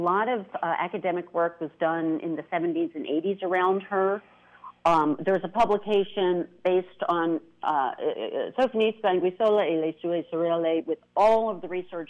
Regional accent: United States; as an American to discover my roots

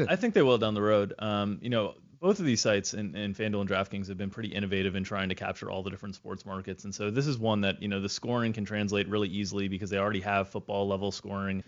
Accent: Florida, United States; growing up in Florida

